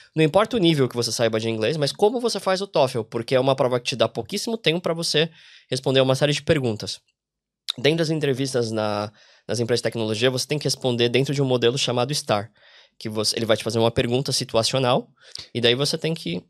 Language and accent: Portuguese; Brazil; moved away as an adult; also born or lived in São Paulo; now in Ireland; a gente vem aqui como brasileiro